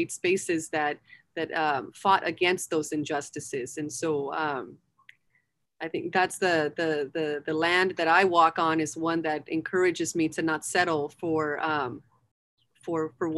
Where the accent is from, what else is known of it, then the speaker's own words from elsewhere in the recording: Los Angeles, California, United States; I was born and raised in Los Angeles